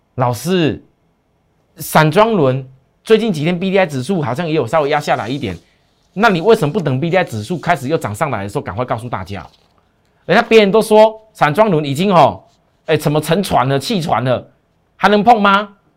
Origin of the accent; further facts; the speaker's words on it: Taiwan; 我们台湾人